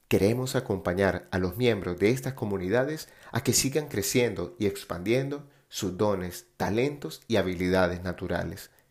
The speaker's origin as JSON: {"language": "Spanish", "country": "Colombia", "tie": "born there", "said": "en muchos lugares de Latinoamérica, en especial Colombia, mi país natal."}